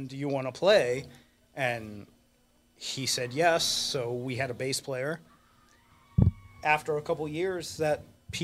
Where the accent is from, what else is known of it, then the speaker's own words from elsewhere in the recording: Fairfax, Virginia, United States; moved away as an adult; now in Baltimore, United States; I grew up in Fairfax